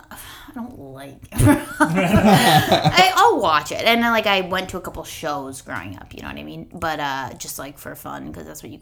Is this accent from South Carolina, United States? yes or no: no; Minneapolis, Minnesota, United States; accent: Minnesota; moved away as an adult; also born or lived in Somerville / Brookline; now in Boston, United States; I grew up in Minneapolis.